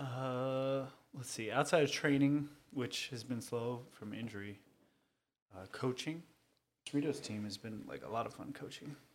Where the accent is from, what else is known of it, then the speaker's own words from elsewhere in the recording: Cerritos, California, United States; I'm from Cerritos, California. Uh, not born, but raised, um, but Southern California native.